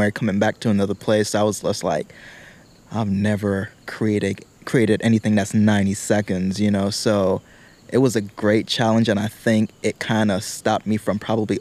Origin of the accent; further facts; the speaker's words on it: British Virgin Islands; moved away; back home. I'm from the British Virgin Islands